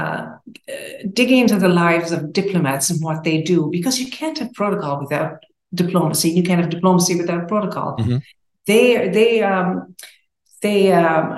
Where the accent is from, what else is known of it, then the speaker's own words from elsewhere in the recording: Tipperary, Munster, Ireland; moved away as an adult; also born or lived in Jordan; now in United States; I grew up in Tipperary, Ireland, and Catholic boarding school, all of that.